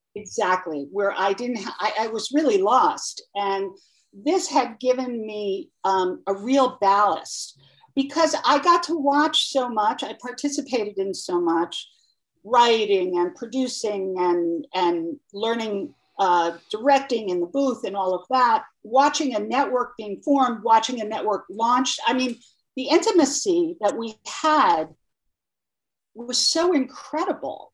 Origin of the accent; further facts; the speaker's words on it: Long Island, New York, United States; I grew up in Long Island